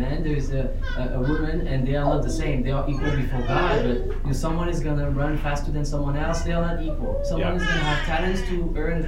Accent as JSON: {"language": "English", "country": "France", "moved": "yes", "said": "I come from Europe, France specifically"}